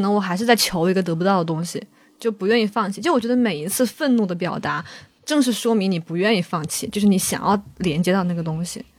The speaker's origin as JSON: {"language": "Chinese", "town": "Wuhan", "region": "Hubei", "country": "China", "accent": "Wuhan", "moved": "as an adult", "lives_now": "Beijing, China", "said": "因为我们武汉人就是这样的"}